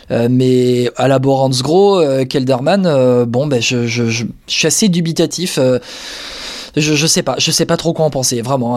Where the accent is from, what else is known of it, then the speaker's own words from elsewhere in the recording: Charente, Nouvelle-Aquitaine, France; après trois saisons chez les Charentais, chez moi